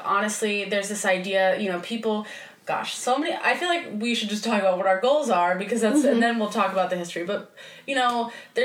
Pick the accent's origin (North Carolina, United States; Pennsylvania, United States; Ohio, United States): Ohio, United States; moved away; also born or lived in Florida; I grew up in Ohio and the area I grew up in was pretty conservative